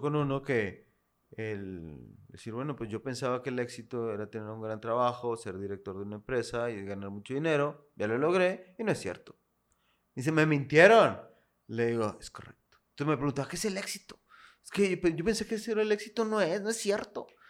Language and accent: Spanish; Monterrey, Nuevo León, Mexico; also born or lived in Comales, Tamaulipas; Yo aquí nací aquí en Monterrey.